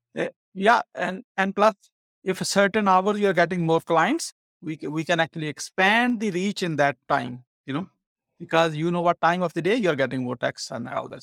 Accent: Pakistan; now in United States; I'm an immigrant from Pakistan. In nineteen ninety-six, when I came

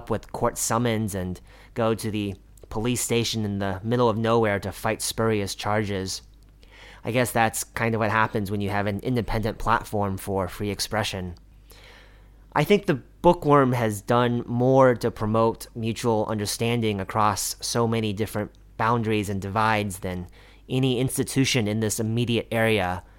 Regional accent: Kansas City, Missouri, United States; now in Beijing, China; I grew up in Kansas City

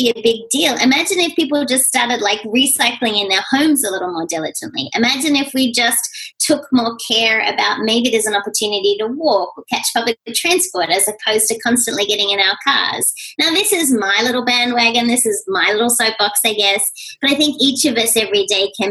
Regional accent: Australia; moved away as an adult; now in United States; being Australian

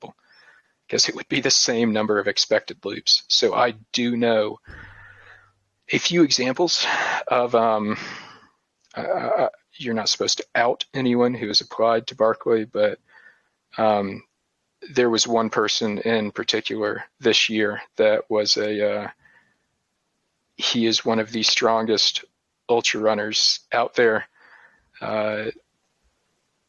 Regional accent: Appalachian Mountains, United States; also born or lived in Tennessee / North Carolina; I'm from the Appalachian Mountains

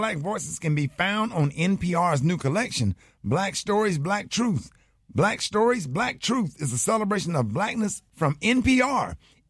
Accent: Birmingham, Alabama, United States; I'm from Birmingham, Alabama

